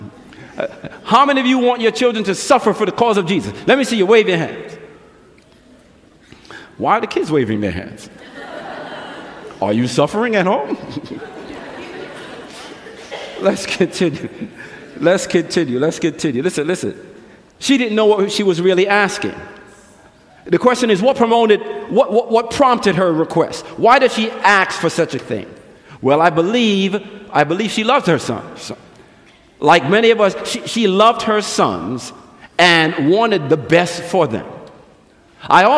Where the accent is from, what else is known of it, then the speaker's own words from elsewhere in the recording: New York City, New York, United States; moved away; I grew up in New York City